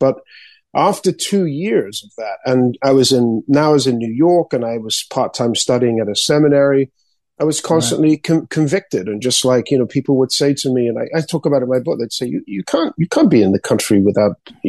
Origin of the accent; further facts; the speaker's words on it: Spain; also born or lived in England; growing up in Spain as an English person, I was exposed to a lot of the anti-American like propaganda.